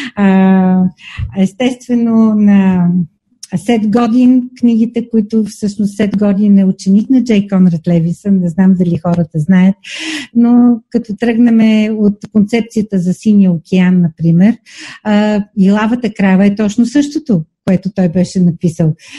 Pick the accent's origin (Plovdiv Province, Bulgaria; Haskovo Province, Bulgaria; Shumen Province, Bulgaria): Plovdiv Province, Bulgaria; Asenovgrad; аз съм родена в Асеновград